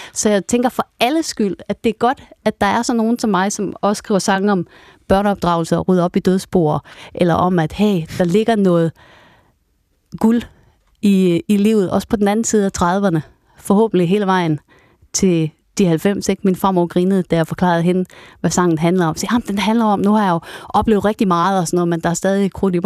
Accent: Vendsyssel, North Denmark Region, Denmark; jeg var fra Vendsyssel Sand, så tog vi rutebilen ind til Aalborg

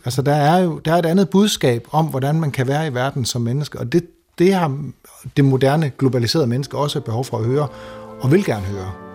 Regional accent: Denmark; moved away as an adult; now in Toronto, Canada; jeg som dansker

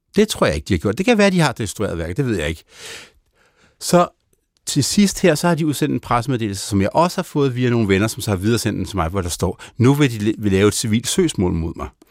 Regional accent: Denmark; also born or lived in Germany; jeg er født i Danmark

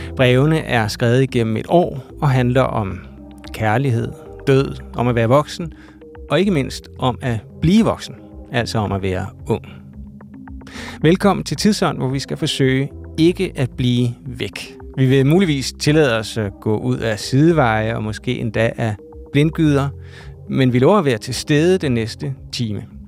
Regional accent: Copenhagen area, Capital Region of Denmark, Denmark; vi er fra Københavnsområdet

